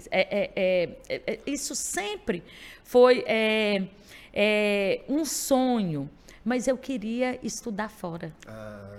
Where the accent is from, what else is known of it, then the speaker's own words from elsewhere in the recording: Montes Claros, Minas Gerais, Brazil; sou daqui de Montes Claros, numa família grande grande desde dos pais, é, dos avós, daquelas famílias tradicionais que reuniam no domingo